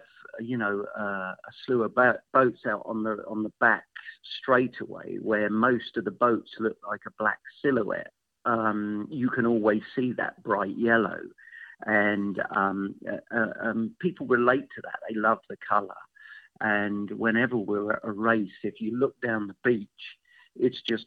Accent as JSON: {"language": "English", "region": "England", "country": "United Kingdom", "moved": "yes", "lives_now": "United States", "said": "I'm obviously not from here. I'm from England"}